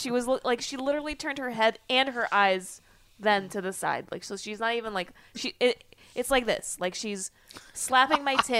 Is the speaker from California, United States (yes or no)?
no; New York City, New York, United States; born or raised there; English is a second language; also born or lived in Israel